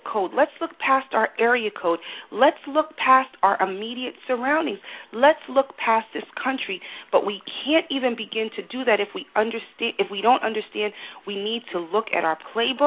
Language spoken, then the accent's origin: English; United States; I'm American